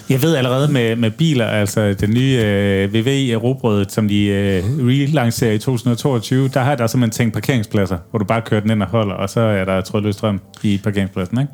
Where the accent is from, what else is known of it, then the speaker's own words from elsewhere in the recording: Aarhus, Central Denmark Region, Denmark; hjemme i Aarhus